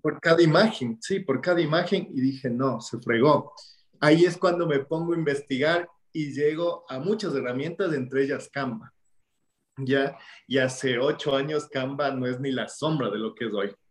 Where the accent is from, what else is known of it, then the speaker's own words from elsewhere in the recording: Ecuador; en mi país, en Ecuador